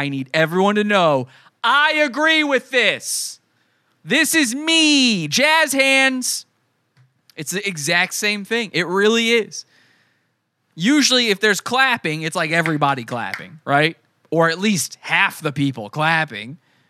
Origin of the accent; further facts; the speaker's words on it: Wisconsin, United States; I'm from Wisconsin.